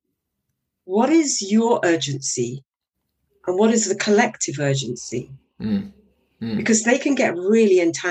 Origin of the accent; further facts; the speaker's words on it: Guyana; moved away; when I was growing up in Guyana for 7 years, we went to school with in an armored vehicle